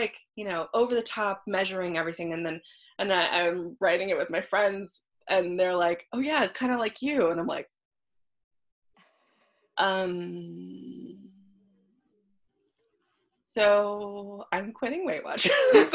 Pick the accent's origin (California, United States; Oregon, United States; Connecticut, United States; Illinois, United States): California, United States; Los Angeles; I grew up in Los Angeles and I started acting at a very young age